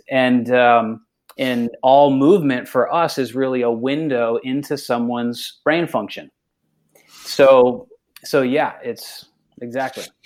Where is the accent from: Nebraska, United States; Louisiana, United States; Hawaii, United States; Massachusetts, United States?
Massachusetts, United States; moved away; I'm from Massachusetts originally